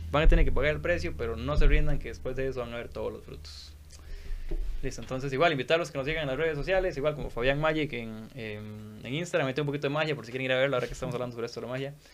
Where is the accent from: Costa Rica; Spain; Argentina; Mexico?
Costa Rica; nosotros como ticos no estamos acostumbrados